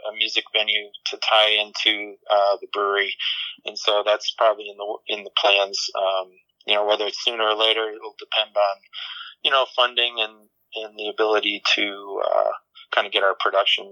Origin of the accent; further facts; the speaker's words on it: New England, United States; moved away as an adult; also born or lived in upstate New York; now in Fountain Hills, United States; I grew up in New England